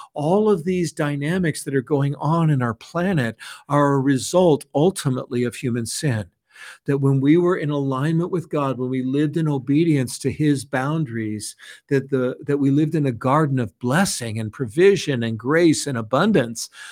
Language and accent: English; San Francisco, California, United States; I was raised in San Francisco by hippie parents